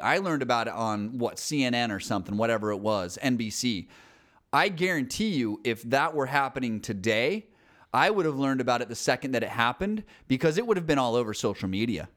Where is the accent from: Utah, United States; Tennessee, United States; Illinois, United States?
Utah, United States; Salt Lake City; I grew up in Salt Lake City